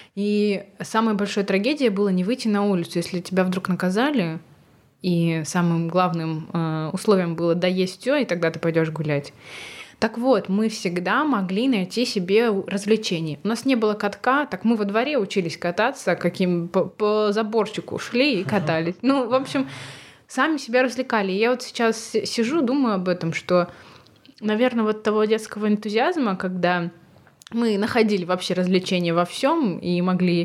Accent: Shakhtinsk, Karaganda Region, Kazakhstan; moved away; я родилась вообще в Казахстане и в маленьком городе, где всего 70 тысяч человек населения

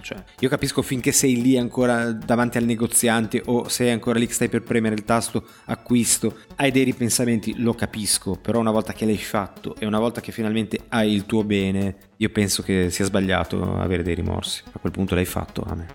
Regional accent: Genoa, Liguria, Italy; da genovese doc

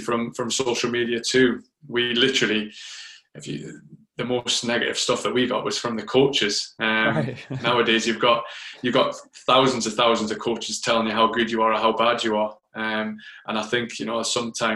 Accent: Newcastle upon Tyne, North East England, United Kingdom; moved away as an adult; also born or lived in London / Phoenix, Arizona; I moved from Newcastle to London when I was 24

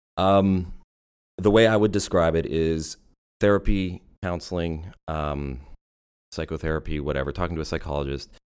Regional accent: Vancouver, British Columbia, Canada; moved away as an adult; also born or lived in Germany; now in United States; I grew up in Vancouver

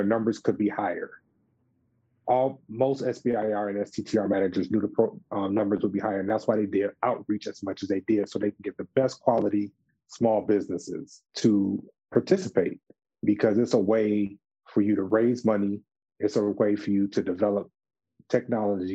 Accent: Detroit, Michigan, United States; moved away; also born or lived in Atlanta, Georgia / Washington, District of Columbia, United States; I'm originally from Detroit, Michigan

